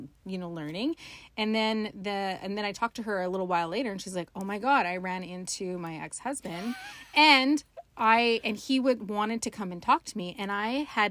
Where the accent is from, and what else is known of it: Dawson Creek, British Columbia, Canada; born or raised there; moved away